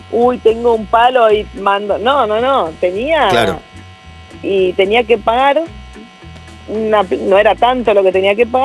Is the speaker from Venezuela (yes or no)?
no; northern Argentina, Argentina; now in Buenos Aires, Argentina; yo hablo de una manera diferente, tengo tonada, vengo del norte, lógicamente cada vez mi tonada se va pareciendo más a la tonada de Buenos Aires, pero sin embargo sigue siendo distinta